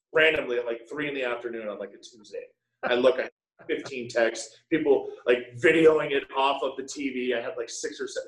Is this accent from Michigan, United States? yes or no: no; Connecticut, United States; I'm from Connecticut